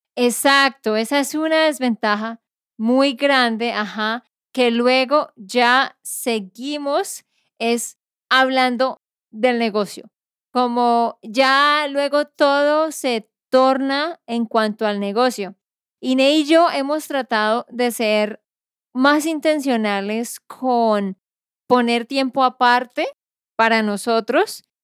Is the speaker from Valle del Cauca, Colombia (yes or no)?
no; Santander, Colombia; de Santander, Colombia.